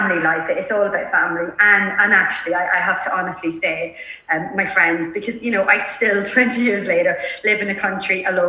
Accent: Ireland; I'm Irish

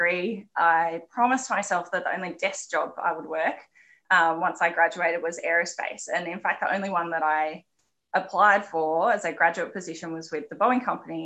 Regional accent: Canberra, Australian Capital Territory, Australia; I grew up in Canberra, the youngest of five

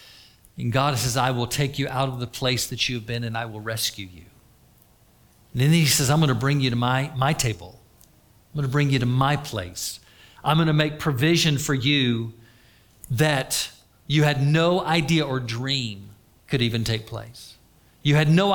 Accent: Florida, United States; I was raised in Florida

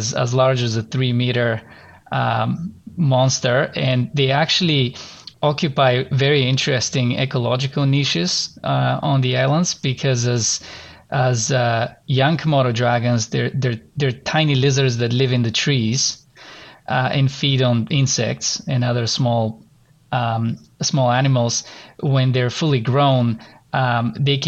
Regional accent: Bulgaria; moved away as an adult; now in Canada; I'm gonna go back to my home country and visit my family

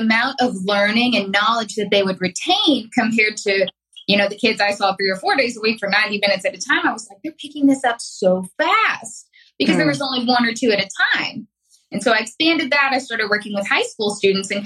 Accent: Arkansas, United States; I'm an Arkansas native. I have lived here my entire life.

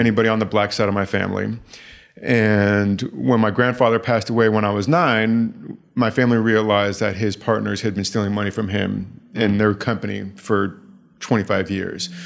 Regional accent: the Bay Area, California, United States; moved away; I had to get out of the Bay

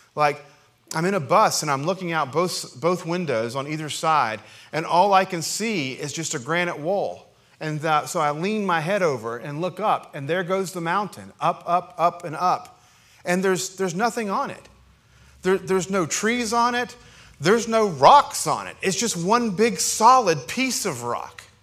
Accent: Appalachia, United States; as an Appalachian American

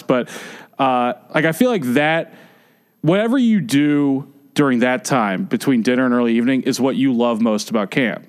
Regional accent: Atlanta, Georgia, United States; I grew up in Atlanta.

